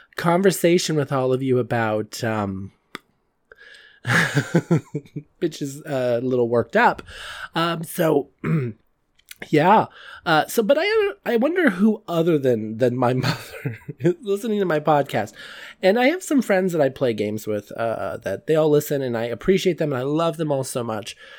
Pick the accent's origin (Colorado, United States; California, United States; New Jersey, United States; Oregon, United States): California, United States; I'm from California